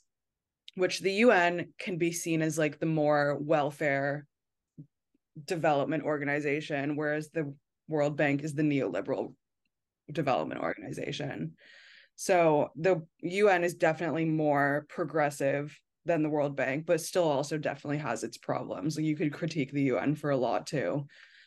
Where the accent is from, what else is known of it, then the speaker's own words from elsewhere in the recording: United States; moved away; as an American who's not living in the United States